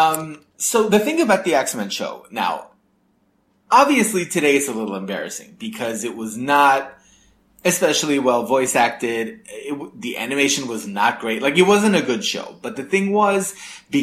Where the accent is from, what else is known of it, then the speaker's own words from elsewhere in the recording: New York, United States; I grew up in New York